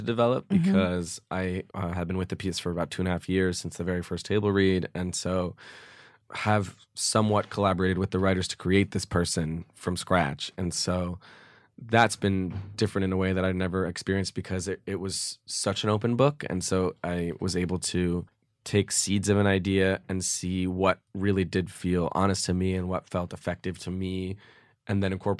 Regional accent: California, United States; Right near UCLA.

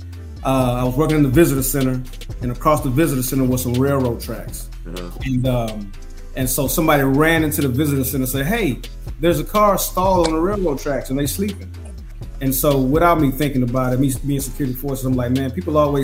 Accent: Houston, Texas, United States; moved away as an adult; also born or lived in Louisiana / Anchorage, Alaska / North Carolina / Italy; I love Houston. I met my wife on the South Side. You know, I was born in Fifth Ward, you know what I'm saying? And then my mama moved us further north

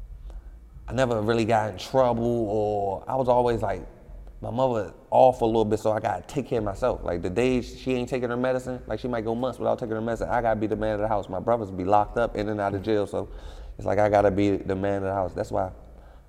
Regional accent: Washington, District of Columbia, United States; I'm from D.C. I'm from Southeast. When it comes to Washington, D.C., I'm from the toughest part. Like, it's no tougher. It's no grimier. You ain't grow up no realer

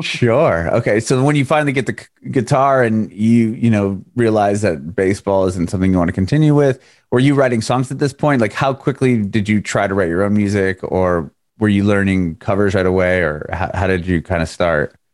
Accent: San Diego, California, United States; moved away as an adult; now in Nashville, United States; I'm in Nashville now, but I'm originally from Southern California, from San Diego

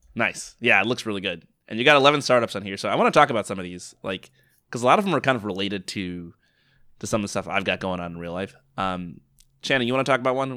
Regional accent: United States; I'm American

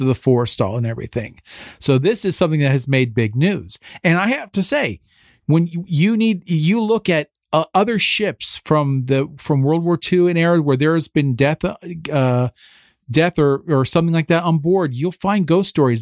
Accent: Phillipsburg, New Jersey, United States; moved away as an adult; now in Washington, D.C., United States; I'm originally from Phillipsburg, New Jersey, though, you know, so I'm part of the Lehigh Valley, more or less

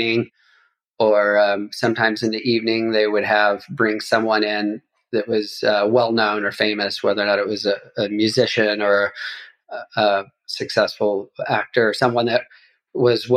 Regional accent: Bakersfield, California, United States; I grew up in Bakersfield and San Joaquin

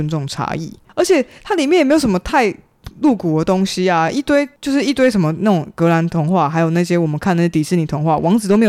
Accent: Pingtung County, Taiwan; 我没有，我不是我屏东人

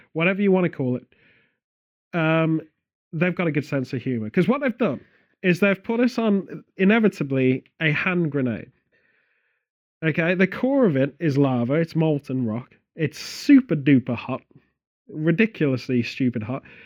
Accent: Stratford-upon-Avon, West Midlands, United Kingdom; Stratford-upon-Avon, which is my hometown

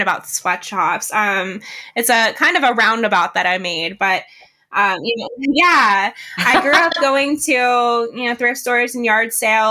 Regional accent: Johnstown, Pennsylvania, United States; my hometown, Johnstown, Pennsylvania

